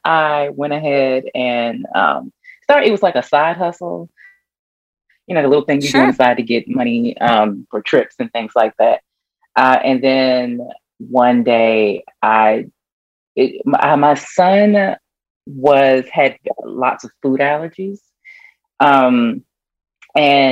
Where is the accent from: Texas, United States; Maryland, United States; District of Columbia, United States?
District of Columbia, United States; Washington; moved away as an adult; now in Atlanta, United States; I grew up in Washington, D.C. I was born and raised there, and I moved here in Atlanta, right outside of Atlanta right now, about 17 years ago